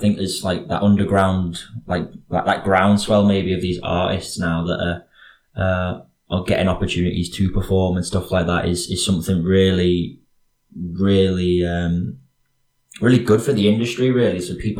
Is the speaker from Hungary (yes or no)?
no; Ellesmere Port, North West England, United Kingdom; accent: Northwestern; They know it's a Northwestern one, or maybe a more, I don't know how to say it. Like, it's not very specific. Like, it's not like definable.